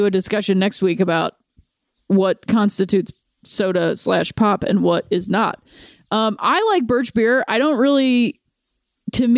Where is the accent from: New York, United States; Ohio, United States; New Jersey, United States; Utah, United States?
Ohio, United States; Akron; moved away; my hometown and her hometown of Akron, Ohio